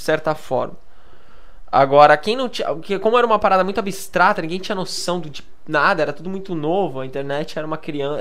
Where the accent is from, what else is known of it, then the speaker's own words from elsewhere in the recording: Praia Grande, São Paulo, Brazil; sou lá da Praia Grande, né? Da Baixada Santista